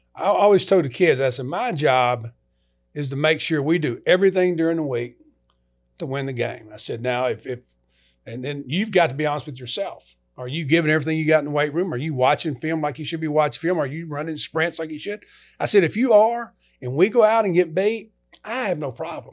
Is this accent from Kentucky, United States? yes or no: yes; Kentucky, United States; moved away; also born or lived in LaGrange, Georgia; go to the University of Kentucky, coach in S E C, my home state.